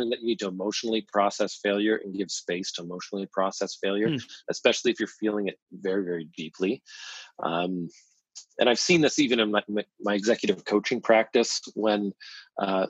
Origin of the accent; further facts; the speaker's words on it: London, Ontario, Canada; I grew up in London, Ontario, a very average town in Canada.